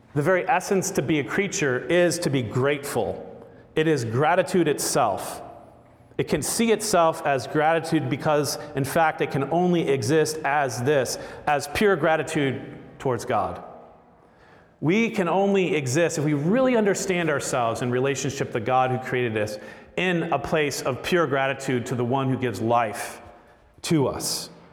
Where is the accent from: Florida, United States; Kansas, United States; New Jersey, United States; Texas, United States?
Florida, United States; I grew up in Florida eating gator tail